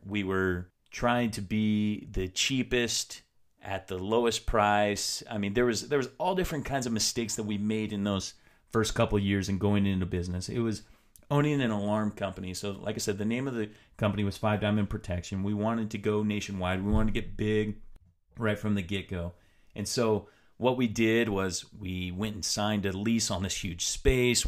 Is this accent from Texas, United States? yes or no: no; Tri-Cities, Washington, United States; moved away; also born or lived in Utah; I decided to move back to my hometown in, in Washington State, back to the Tri-Cities